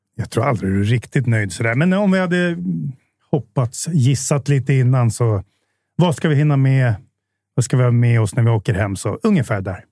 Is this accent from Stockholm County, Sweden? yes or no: yes; Jakobsberg, Stockholm County, Sweden; also born or lived in Bromma; now in Solna, Sweden; jag är uppvuxen i Jakobsberg, inte så långt härifrån.